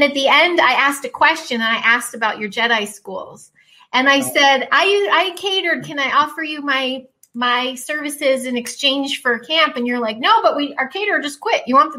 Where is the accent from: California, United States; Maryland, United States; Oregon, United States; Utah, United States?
Oregon, United States; Portland; My childhood was the Pacific Northwest. I grew up outside Portland.